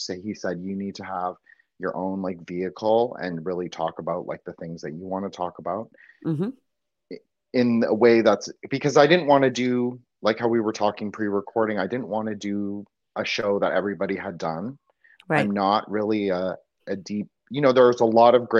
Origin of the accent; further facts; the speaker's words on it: Toronto, Ontario, Canada; I grew up in Toronto